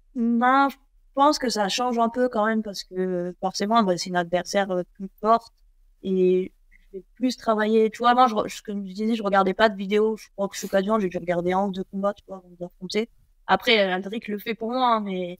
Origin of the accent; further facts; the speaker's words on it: Nice, Provence-Alpes-Côte d'Azur, France; chez moi, à Nice